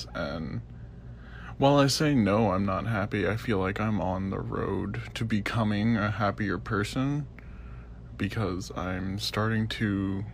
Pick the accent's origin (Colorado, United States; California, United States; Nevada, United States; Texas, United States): Texas, United States; I'm from Texas.